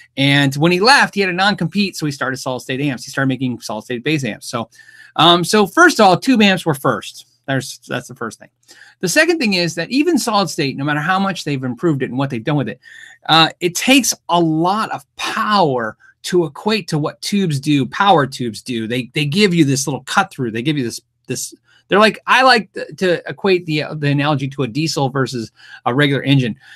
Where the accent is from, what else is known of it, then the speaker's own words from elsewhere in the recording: United States; I'm an American